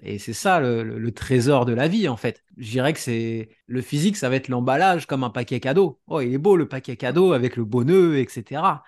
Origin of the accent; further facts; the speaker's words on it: France; now in Canada; je suis français de base, même si je suis parti a euh, 9 ans et demi au Canada.